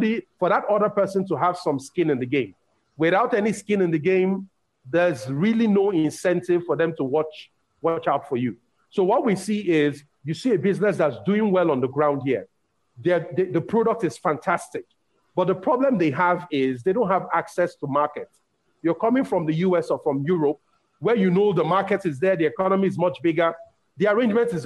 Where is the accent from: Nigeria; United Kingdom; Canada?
Nigeria; English is a second language; I'm from Nigeria